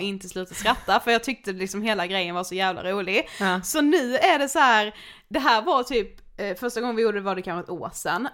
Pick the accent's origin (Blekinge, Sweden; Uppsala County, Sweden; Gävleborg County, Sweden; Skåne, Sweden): Blekinge, Sweden; Karlshamn; moved away; jag bor ju hemma hos min mamma nu när vi är hemma i Karlshamn